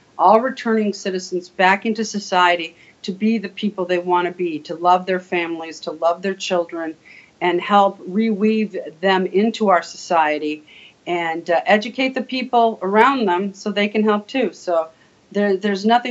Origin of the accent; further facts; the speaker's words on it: Ontario, California, United States; moved away as an adult; also born or lived in Illinois; now in Wisconsin, United States; I was in Ontario, California, born and raised